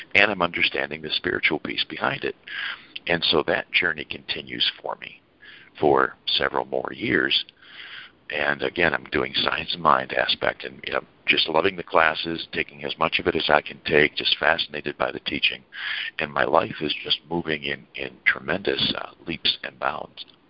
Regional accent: Saginaw, Michigan, United States; moved away; also born or lived in Chicago / Ann Arbor; I was from Saginaw, Michigan

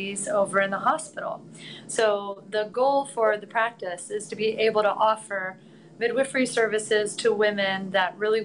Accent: Plainfield, Indiana, United States; moved away as an adult; also born or lived in California; now in Carmel, United States; I'm a Hoosier. I'm from Plainfield, grew up in Plainfield

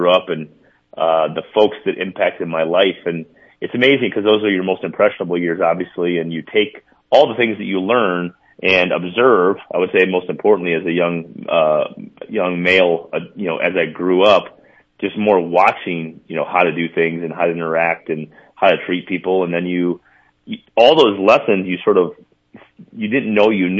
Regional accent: Mount Vernon, South Dakota, United States; moved away as an adult; now in Minnesota, United States; I'll always be a South Dakotan.

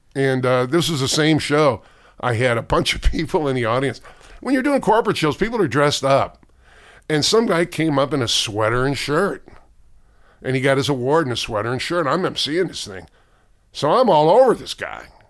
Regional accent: St. Louis, Missouri, United States; I grew up in South Saint Louis

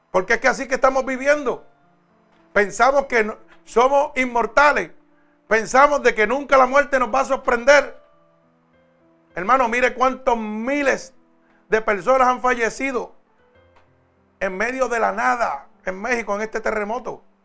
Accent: Puerto Rico

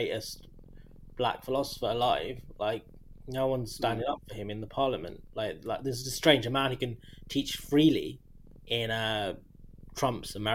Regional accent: United Kingdom; as a British person

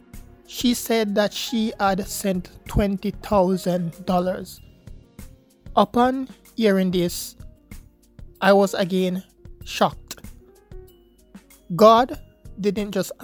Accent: Jamaica; I am from Jamaica, a university student in Jamaica.

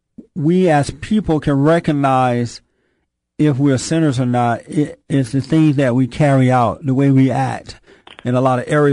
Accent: Alabama, United States; moved away; I grew up down in Alabama on a plantation.

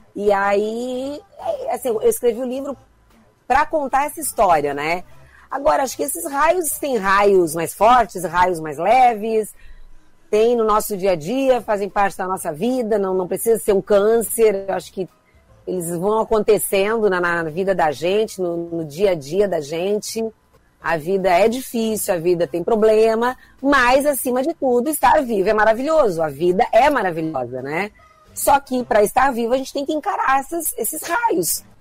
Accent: Criciúma, Santa Catarina, Brazil; now in Rio de Janeiro, Brazil; eu vou ser sempre gente de Criciúma

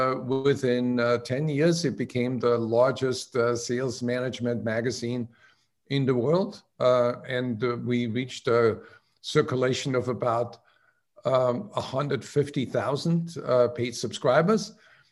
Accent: outside of Salzburg, Austria; now in United States; I grew up in outside of Salzburg in Thurgau, my grandmother ran a country inn

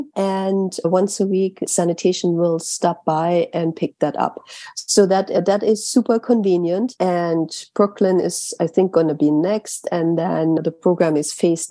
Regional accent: Germany; now in New York City, United States; I grew up in Germany.

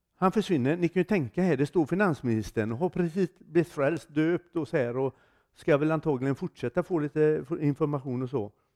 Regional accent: Gothenburg, Västra Götaland, Sweden; Jag kommer ifrån Göteborg i Sverige.

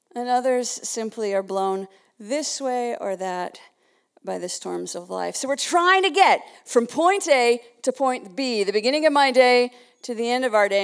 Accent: Winnipeg, Manitoba, Canada; moved away; I'm from another part of Canada. I was originally from Winnipeg

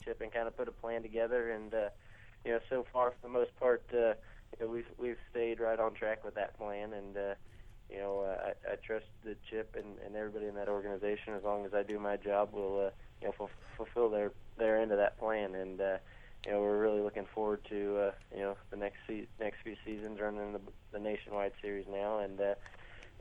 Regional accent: Indiana, United States; growing up in Indiana

